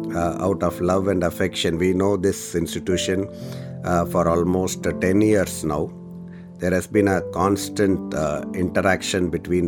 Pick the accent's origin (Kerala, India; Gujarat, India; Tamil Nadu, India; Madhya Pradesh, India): Tamil Nadu, India; Madurai; I've come from Tamil Nadu, from a place called Madurai. It is down south, almost in the tip of southern part of India.